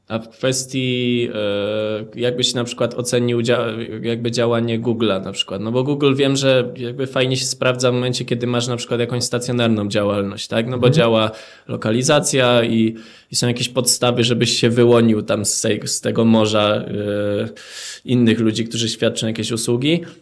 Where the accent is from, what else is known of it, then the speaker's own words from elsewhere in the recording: Żywiec, Silesian Voivodeship, Poland; pochodzę z żywca